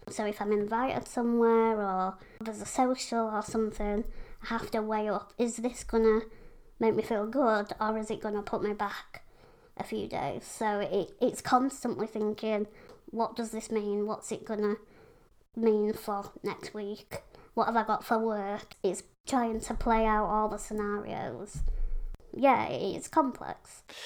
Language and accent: English; Pontefract, Yorkshire and the Humber, United Kingdom; I live in Yorkshire, West Yorkshire, in a little town called Pontefract.